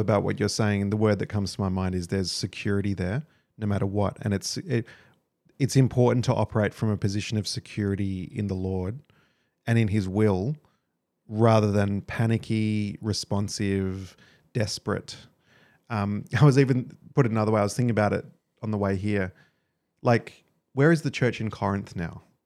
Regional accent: Australia

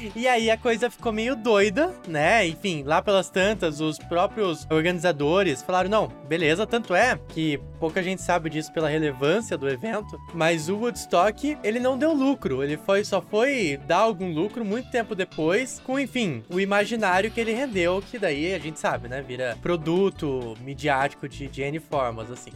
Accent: interior of São Paulo, Brazil; a minha cidade natal, no interior de São Paulo, era muito famosa pelo carnaval

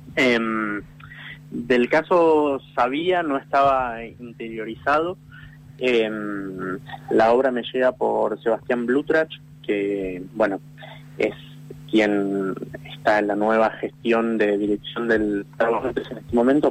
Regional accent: Buenos Aires, Argentina; soy actor, soy porteño

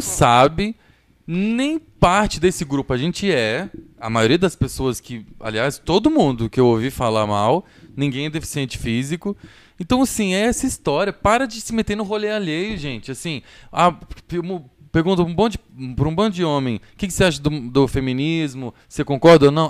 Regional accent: Goiás, Brazil; lá em Goiás, de onde eu sou

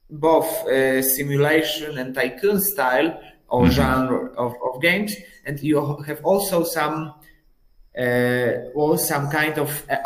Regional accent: Poland; I'm from Poland.

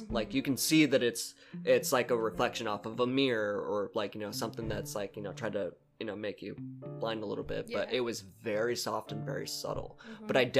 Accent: California, United States; because we come from Southern California where it's like, no, it's dry earthquakes and fires

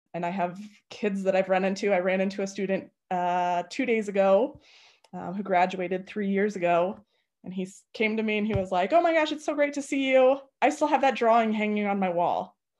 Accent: Arvada, Colorado, United States; I was born and raised in Arvada.

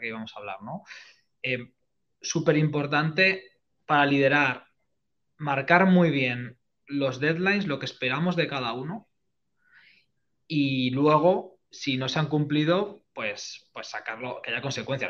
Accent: Spain; a nosotros como españoles

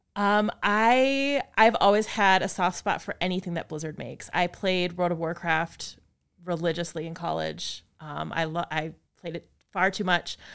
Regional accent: Appleton, Wisconsin, United States; moved away as an adult; also born or lived in La Crosse, Wisconsin / Madison, Wisconsin; I grew up in Appleton

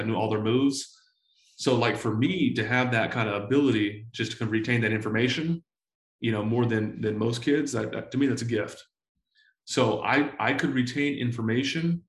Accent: San Diego, California, United States; I was born to a 16-year-old single mom in San Diego, California. I grew up in Section 8 housing

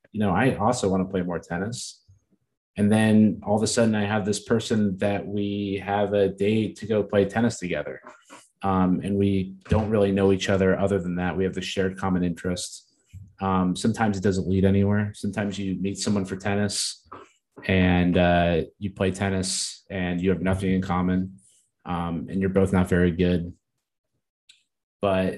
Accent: New Jersey, United States; I grew up in Jersey.

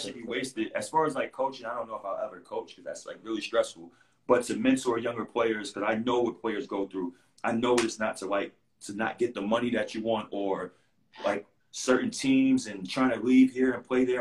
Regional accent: New York City, New York, United States; I'm a kid from Queens

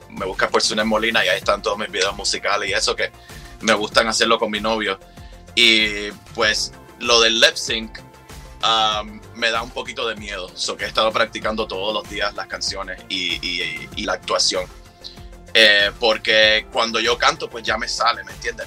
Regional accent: Cuba; vengo de Cuba

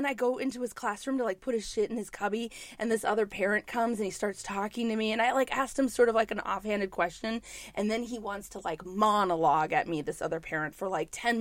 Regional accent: New York, United States; I'm a New Yorker

